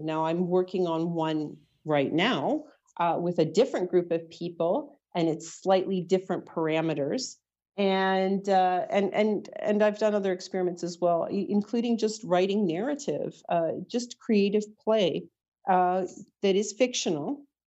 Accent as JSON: {"language": "English", "town": "Toronto", "region": "Ontario", "country": "Canada", "tie": "born or raised there", "also_born_or_lived": "Ajax, Ontario", "said": "I was born in Toronto"}